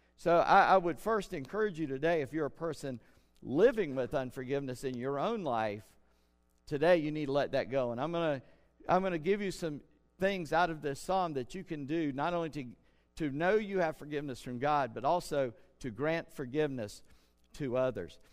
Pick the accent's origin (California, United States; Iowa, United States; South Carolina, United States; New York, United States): South Carolina, United States; I'm from Scott Irish descent and a Southern South Carolina redneck.